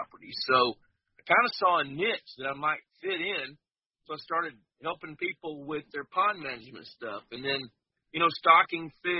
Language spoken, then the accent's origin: English; Fort Worth, Texas, United States; I grew up in Fort Worth, Texas, in a suburb